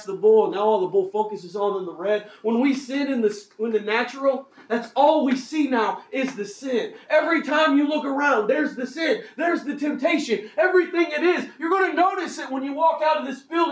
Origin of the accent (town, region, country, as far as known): United States